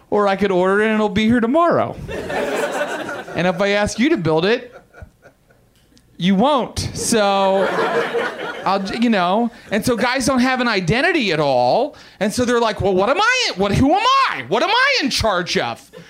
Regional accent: West Virginia, United States; I'm from West Virginia.

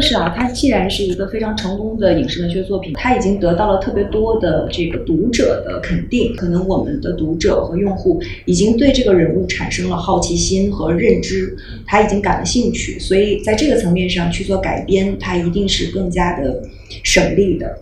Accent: Harbin, Heilongjiang, China; 旅行和我都是哈尔滨人

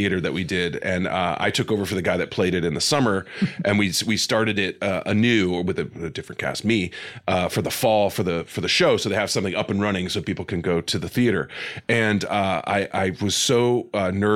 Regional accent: St. Louis, Missouri, United States; moved away; my hometown of St. Louis, Missouri

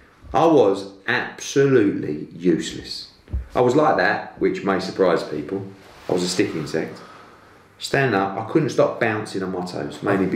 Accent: Billericay, East of England, United Kingdom; I was from Billericay

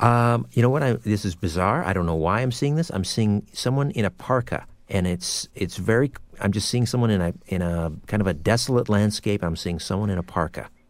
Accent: Brantford, Ontario, Canada; my hometown of Brantford, Ontario

